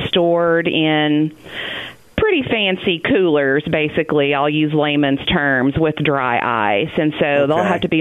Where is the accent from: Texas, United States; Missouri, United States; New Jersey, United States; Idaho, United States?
Texas, United States; moved away as an adult; now in Arkansas, United States; I grew up in Texas and planned on living my life out in Texas, and here I am in Arkansas teaching and working at Harding.